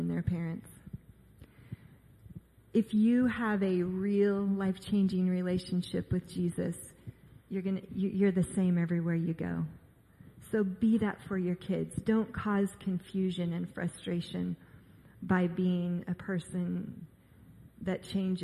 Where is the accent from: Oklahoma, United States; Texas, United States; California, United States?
California, United States; Orange County; I grew up in Orange County